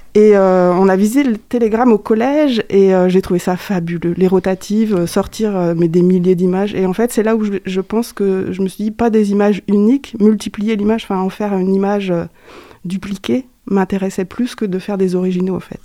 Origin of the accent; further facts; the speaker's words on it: Landivisiau, Brittany, France; moved away as an adult; also born or lived in Angers; originaire du Finistère. Je suis né à L'Andiviso. c'est une ville pas très loin de Morlaix, entre Morlaix et Brest. Donc, je suis une Bretonne